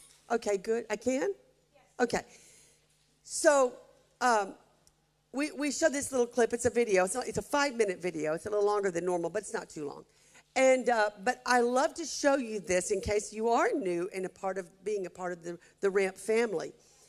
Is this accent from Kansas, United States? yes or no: no; Hamilton, Alabama, United States; my hometown of Hamilton, Alabama